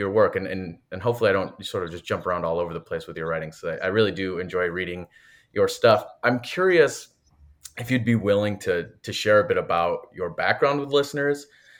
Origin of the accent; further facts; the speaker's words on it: Grand Rapids, Michigan, United States; moved away as an adult; also born or lived in Utah; I'm from Michigan as well. I'm from Grand Rapids originally.